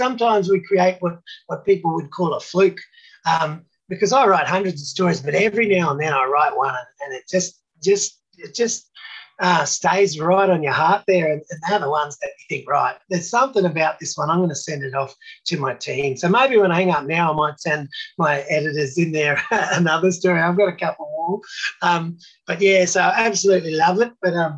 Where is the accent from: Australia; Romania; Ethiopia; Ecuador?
Australia; Love being Australian just like I do.